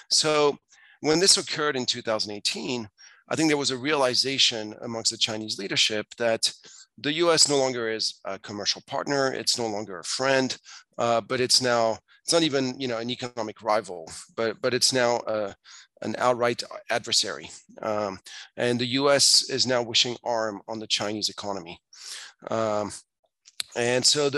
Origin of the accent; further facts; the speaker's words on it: France; moved away as an adult; also born or lived in Asia / Hong Kong; I grew up in France. I moved to Asia in the mid-90s